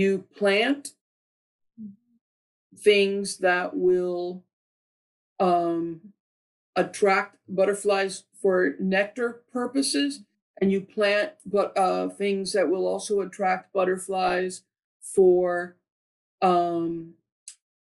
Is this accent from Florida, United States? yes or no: yes; Miami, Florida, United States; Born and raised in Miami.